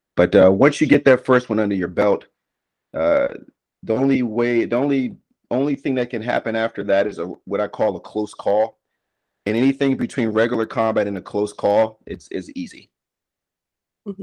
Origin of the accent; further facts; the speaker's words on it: Washington, District of Columbia, United States; moved away as an adult; I was born and raised in the nation's capital of, of Washington, D.C. in 1981